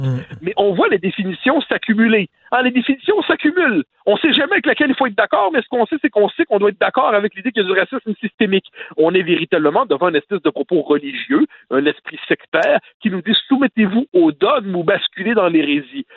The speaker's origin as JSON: {"language": "French", "region": "Quebec", "country": "Canada", "said": "en tant que Québécois francophone"}